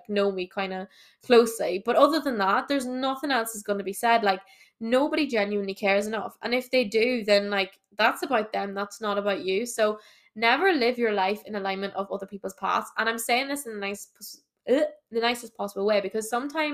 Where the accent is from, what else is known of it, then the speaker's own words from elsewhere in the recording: Ireland; I'm from Ireland, obviously.